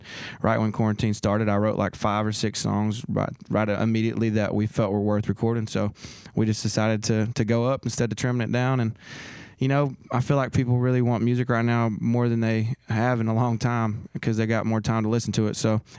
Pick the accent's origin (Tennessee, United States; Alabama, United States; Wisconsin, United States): Tennessee, United States; Sneedville; more than my hometown, for example, I took the cover art was, you know, a Sneedville sign, and someone just stole it.